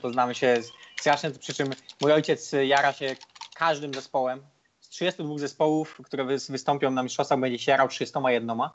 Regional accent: Poland; mówimy, że z Polski

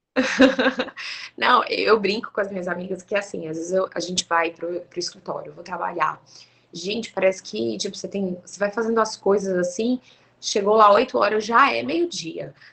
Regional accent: Goiânia, Goiás, Brazil; moved away as an adult; now in Bahia, Brazil; eu e meu marido, nós somos goianos

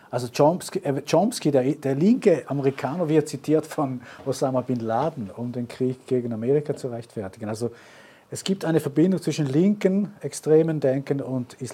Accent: Germany; meine Frau ist ja deutsch, ich komme aus Deutschland, also ich komme aus Deutschland und ich habe da viele Kontakte

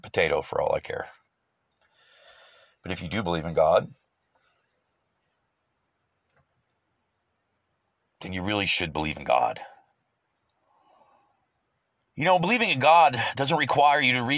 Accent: United States; As an American

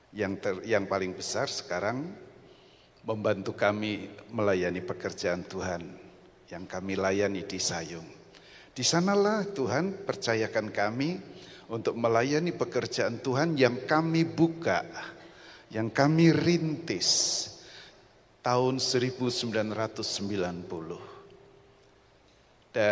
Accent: Rembang, Central Java, Indonesia; Asal saya dari kota Rembang.

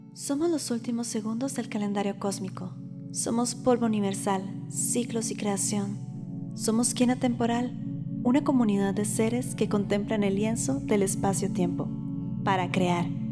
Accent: Costa Rica; soy costarricense

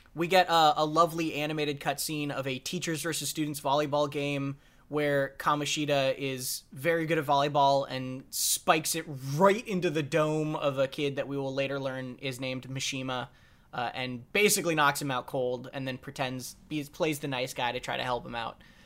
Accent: United States; as an American

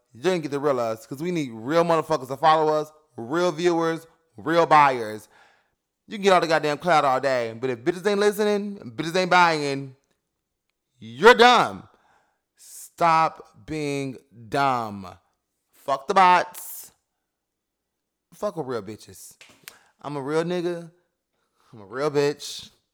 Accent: New York City, New York, United States; I come from Bed-Stuy

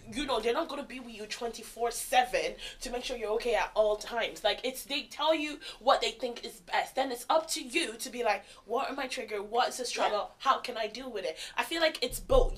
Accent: Ireland; I am Nigerian and also grew up in Ireland

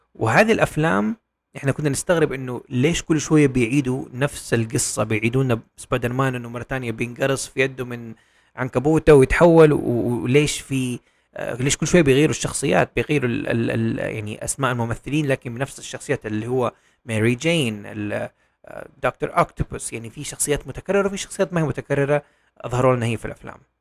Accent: Saudi Arabia; عندنا في السعودية

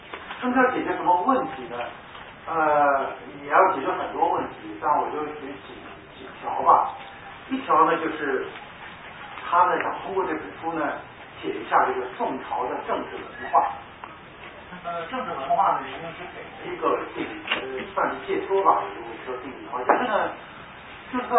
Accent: China; 但是我们中国人读汉语、读中文呢，就就能读到好的中文书，就特别的开心。

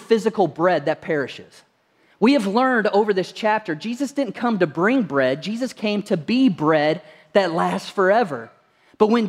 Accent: Kentucky, United States; moved away; I come from Kentucky originally

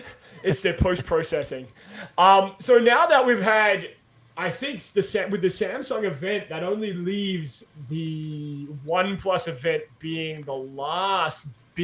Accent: Australia; being Australian, we always root for like the underdog, right?

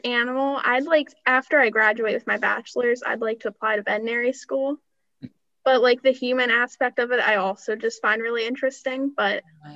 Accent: Sharon, Pennsylvania, United States; I grew up here, I, I'm from Sharon

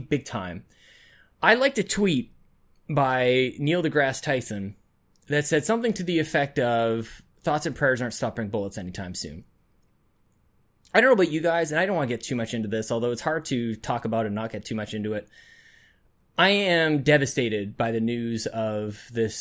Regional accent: Canada; as a Canadian

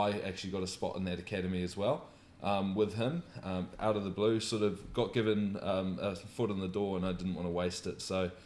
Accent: New Zealand; moved away as an adult; also born or lived in United Kingdom; now in Brisbane, Australia; I'm obviously a Kiwi. I moved to Brisbane, would have been 3 years ago now

